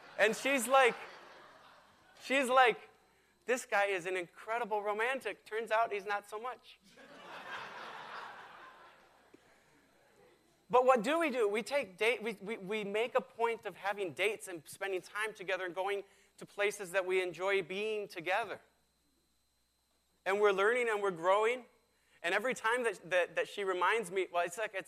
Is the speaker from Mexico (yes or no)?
yes; Mexico; moved away; I was raised in Mexico